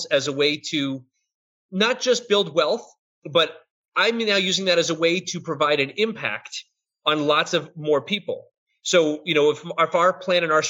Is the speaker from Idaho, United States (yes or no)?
no; Boston, Massachusetts, United States; I'm from Boston, I say that stuff